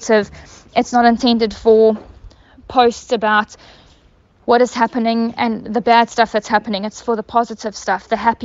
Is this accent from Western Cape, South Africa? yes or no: no; KwaZulu-Natal, South Africa; We are all South African